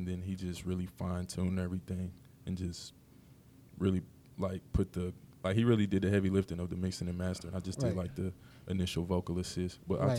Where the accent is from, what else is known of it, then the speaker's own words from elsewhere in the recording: Knoxville, Tennessee, United States; the North Side is really East Knoxville. We're just on the north part of East Knoxville. It's not North Knoxville per se